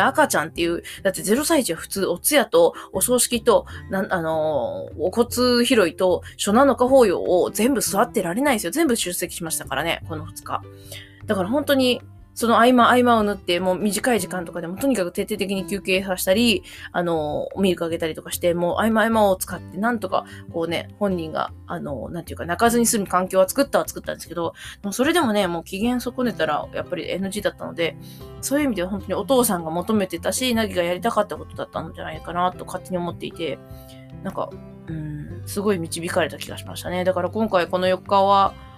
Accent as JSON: {"language": "Japanese", "region": "Mie", "country": "Japan", "tie": "born or raised there", "also_born_or_lived": "Koshigaya", "moved": "yes", "said": "うちの実家の三重県"}